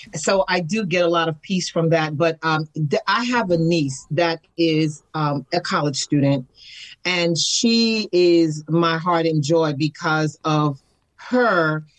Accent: New York City, New York, United States; moved away as an adult; now in Atlanta, United States; I come from New York City and I was hmm. raised in the Bronx, New York, as an apartment dweller.

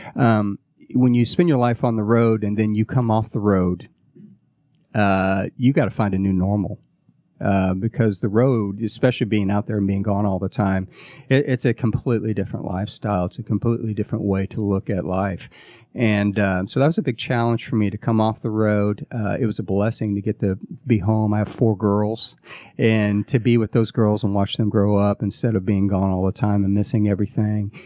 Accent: Midwest, United States; moved away as an adult; now in Atlanta, United States; I grew up in the Midwest

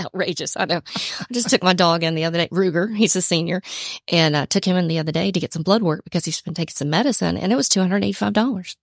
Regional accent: Atlanta, Georgia, United States; also born or lived in Cobb County, Georgia; I'm originally from Georgia. Was born and raised in Atlanta, then moved to Cobb County, spent most of my life in Cobb County

